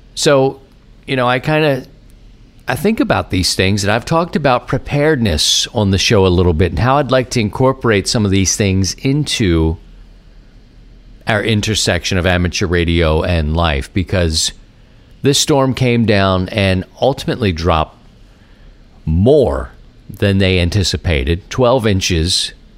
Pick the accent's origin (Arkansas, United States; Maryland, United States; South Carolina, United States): Maryland, United States; Baltimore; now in St. Louis, United States; growing up in Baltimore